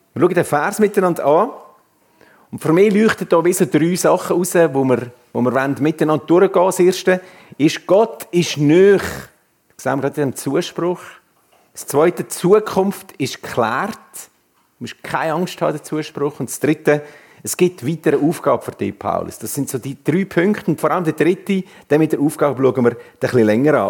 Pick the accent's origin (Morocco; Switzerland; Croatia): Switzerland; Swiss Plateau; moved away as an adult; now in Canton of Uri, Switzerland; ursprünglich im Mittelland aufgewachsen und seit über zehn Jahren im schönen Kanton Uri